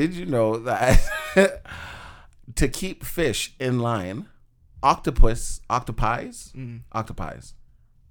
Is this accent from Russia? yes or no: no; Canada; we are in Canada and we are Canadian for the most part